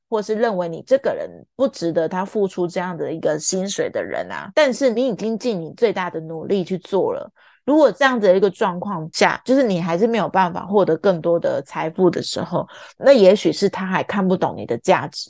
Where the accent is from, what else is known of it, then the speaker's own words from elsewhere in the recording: Taiwan; 懂中文的我们台湾人